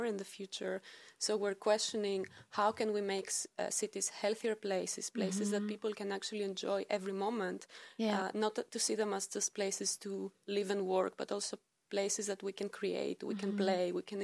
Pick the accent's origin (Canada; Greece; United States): Greece; moved away as an adult; also born or lived in Stockholm; I come from Greece. I studied there architecture for 5 years